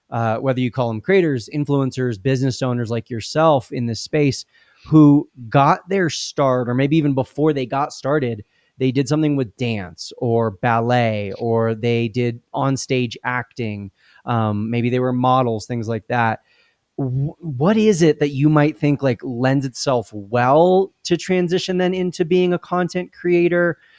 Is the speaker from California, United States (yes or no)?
yes; Southern California, United States; we're both from Southern California